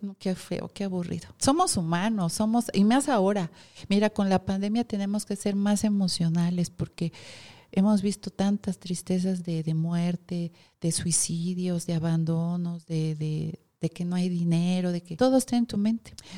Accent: Mexico; soy mexicano

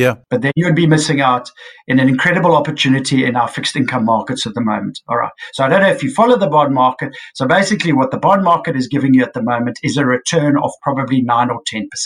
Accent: South Africa; as a South African investor

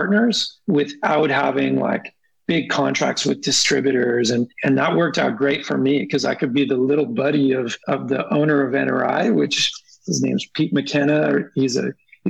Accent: Toronto, Ontario, Canada; now in California, United States; I was born in Toronto, Ontario, Canada

